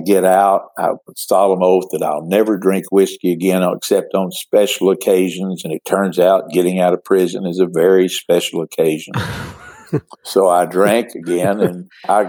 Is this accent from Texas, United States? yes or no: yes; Midland, Odessa, Texas, United States; born or raised there